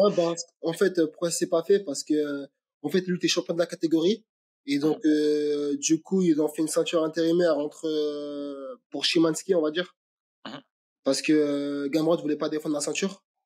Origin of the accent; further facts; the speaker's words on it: Aubervilliers, Île-de-France, France; je suis né au Aubervilliers, j'ai grandi au Aubervilliers